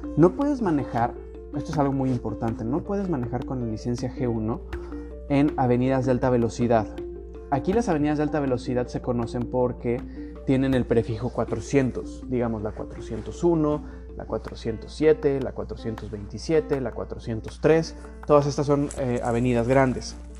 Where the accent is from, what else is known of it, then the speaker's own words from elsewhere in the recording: Mexico; first language Spanish; now in Canada; yo, como mexicano